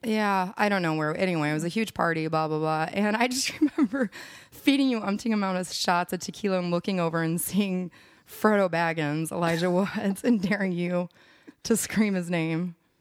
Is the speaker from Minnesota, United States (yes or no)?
yes; Minneapolis, Minnesota, United States; moved away as an adult; also born or lived in San Francisco; now in Austin, United States; growing up in Minneapolis